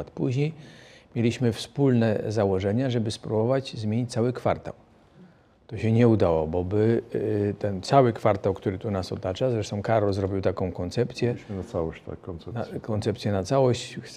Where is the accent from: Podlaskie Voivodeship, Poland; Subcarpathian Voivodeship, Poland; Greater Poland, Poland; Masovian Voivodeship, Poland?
Greater Poland, Poland; jesteśmy z Wielkopolski, rodziny też są z Wielkopolski.